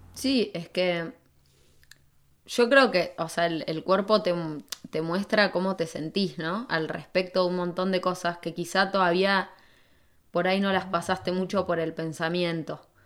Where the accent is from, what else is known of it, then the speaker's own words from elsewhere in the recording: San Martín, Argentina; moved away as an adult; also born or lived in Buenos Aires; en Buenos Aires viví 15 años, un montón. Había vivido lo, lo mismo más o menos que viví en, en San Martín, lo viví en Buenos Aires